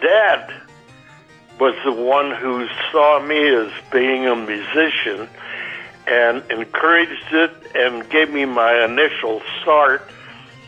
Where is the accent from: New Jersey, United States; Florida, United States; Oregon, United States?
Oregon, United States; Arlington; moved away; it's the closest I'm going to get to my hometown today